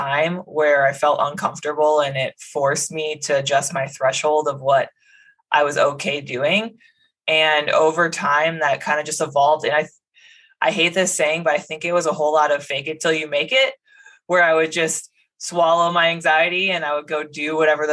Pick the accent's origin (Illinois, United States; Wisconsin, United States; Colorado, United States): Wisconsin, United States; Medford; moved away; I'm from Medford, Wisconsin. It's a pretty small town, north central part of the state, about 4,000 people, no military bases nearby. So I really grew up with no exposure to the military at all